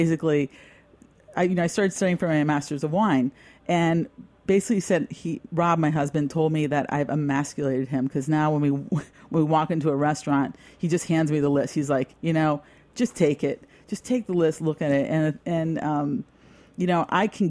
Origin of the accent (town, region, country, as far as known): New York, United States